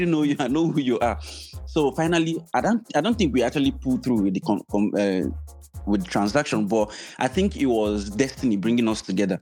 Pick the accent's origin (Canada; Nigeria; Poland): Nigeria; moved away; My home country, I'm telling my people